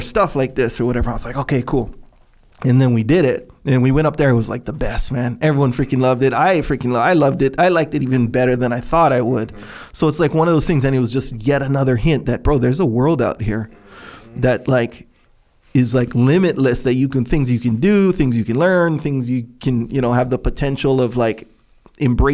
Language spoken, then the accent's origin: English; Kauai, Hawaii, United States; I grew up on Kauai